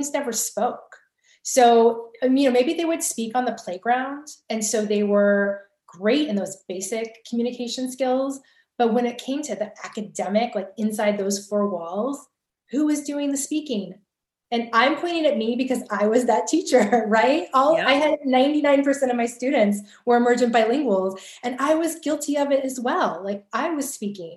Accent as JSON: {"language": "English", "region": "California", "country": "United States", "said": "I'm from California"}